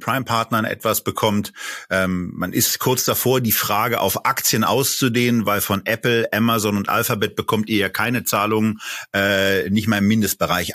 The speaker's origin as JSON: {"language": "German", "region": "Berlin", "country": "Germany", "tie": "born or raised there", "said": "ich bin ja ebenfalls in Berlin geboren"}